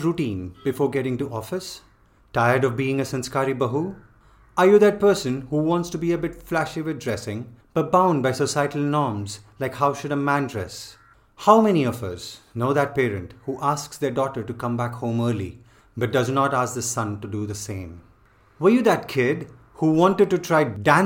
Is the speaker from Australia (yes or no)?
no; India; priding ourselves for being an Indian